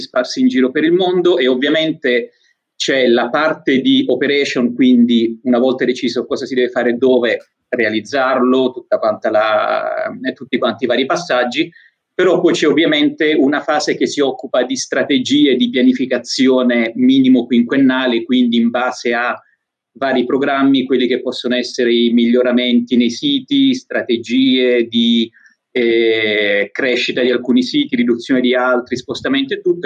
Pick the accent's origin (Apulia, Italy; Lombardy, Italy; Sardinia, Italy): Apulia, Italy; moved away as an adult; also born or lived in Rome / Belgium; sono pugliese e avevo deciso di, di andare a vivere a Roma